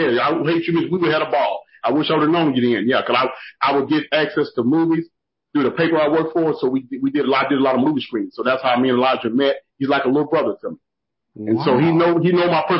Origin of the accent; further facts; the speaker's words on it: Moody, Texas, United States; also born or lived in Dallas, Texas; I was raised in Central Texas. And I'm from a town called Moody. Moody, Texas